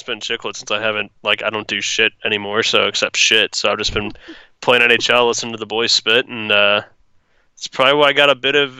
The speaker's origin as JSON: {"language": "English", "town": "St. Louis", "region": "Missouri", "country": "United States", "said": "I'm from St. Louis."}